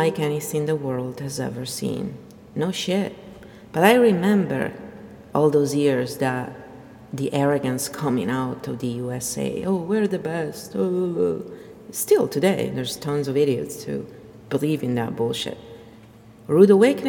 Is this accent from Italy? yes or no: yes; Verona, Veneto, Italy; moved away; I'm Italian, and I'm nothing like the Romans. So, in fact, I'm not Roman at all. I'm from Verona